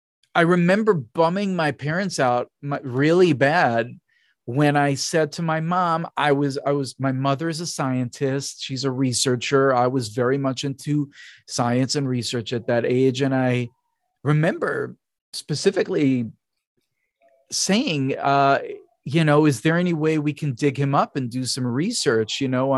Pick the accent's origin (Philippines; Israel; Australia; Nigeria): Israel; I'm from Israel. There were right. a lot of street cats there.